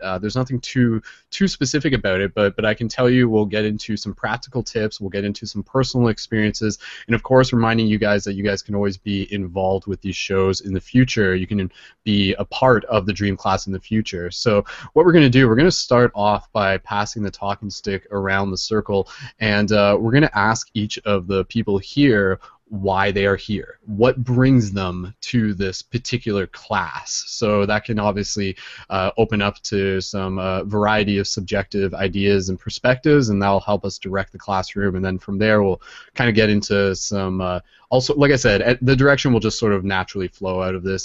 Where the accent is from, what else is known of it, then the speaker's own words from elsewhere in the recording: Canada; I'm Canadian